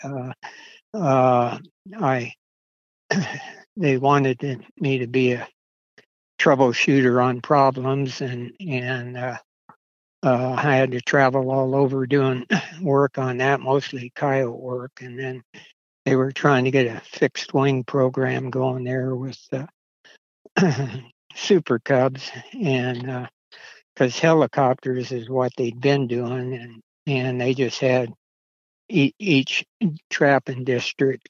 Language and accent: English; Oregon, United States; moved away as an adult; also born or lived in California; now in Nevada, United States; I was born in California, and uh, I I was actually raised uh, in Oregon